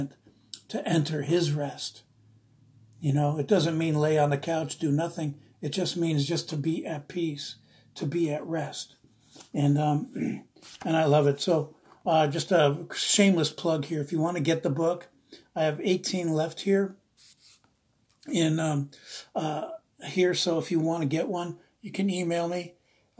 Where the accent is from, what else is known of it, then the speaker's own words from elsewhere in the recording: East Coast, United States; now in Redding, United States; I'm from the East Coast, I'm Italian